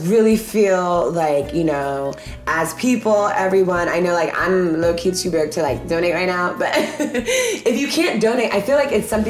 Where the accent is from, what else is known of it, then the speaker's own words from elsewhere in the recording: Ghana; I just love being Ghanaian so much, so I still wanna be Ghanaian.